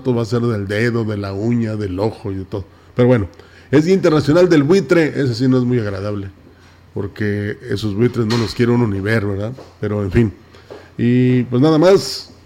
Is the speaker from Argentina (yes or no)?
no; Mexico; todos tengamos en cuenta y nos convenzamos de que somos mexicanos y que debemos estar unidos.